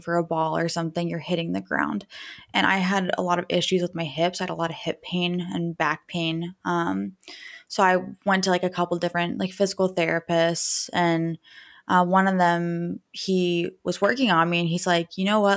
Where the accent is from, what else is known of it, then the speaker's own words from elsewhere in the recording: Dayton, Ohio, United States; also born or lived in Indiana; I'm from Dayton, Ohio